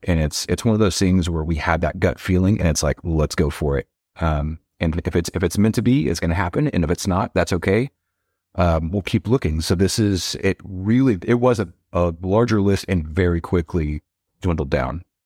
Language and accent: English; Waco, Texas, United States; I was born in Waco